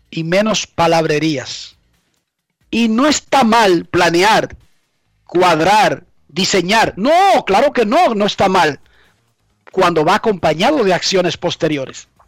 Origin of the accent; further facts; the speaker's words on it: Dominican Republic; Pero yo lo único que soy es dominicano, desde que nací.